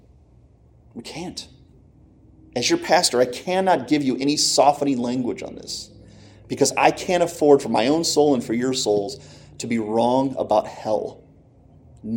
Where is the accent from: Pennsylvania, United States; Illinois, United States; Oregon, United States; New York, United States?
Pennsylvania, United States; Clarks Summit; I'm from Clark Summit